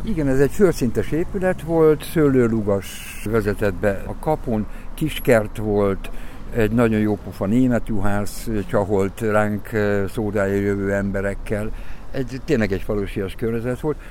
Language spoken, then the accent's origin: Hungarian; Miskolc, Borsod-Abaúj-Zemplén, Hungary; moved away as an adult; now in Budapest, Hungary; Én Miskolci ember vagyok, Miskolci születésű, bár szegény családban nőttem föl